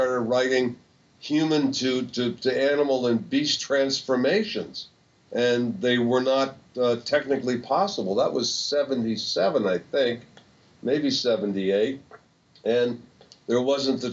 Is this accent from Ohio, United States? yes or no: no; a small town across from Poughkeepsie, Mid-State New York, United States; I was born and raised in Mid-State New York, a small town across from Poughkeepsie, across the Hudson River.